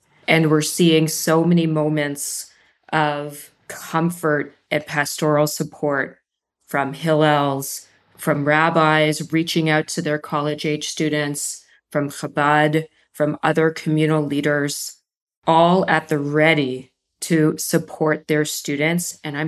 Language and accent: English; Canada; I'm from Canada. My wife is from Israel.